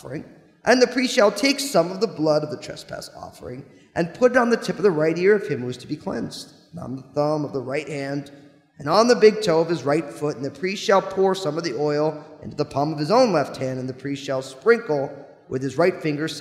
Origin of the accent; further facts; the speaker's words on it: New Jersey, United States; I grew up in New Jersey